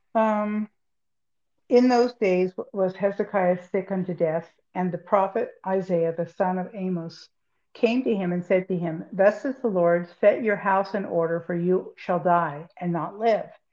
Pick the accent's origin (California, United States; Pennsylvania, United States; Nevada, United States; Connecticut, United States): California, United States; I'm from California